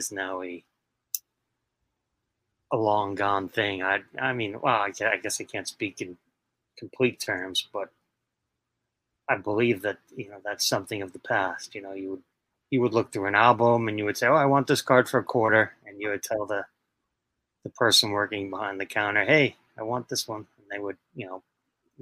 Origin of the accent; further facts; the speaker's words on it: New York City, New York, United States; I was born and raised in Queens, New York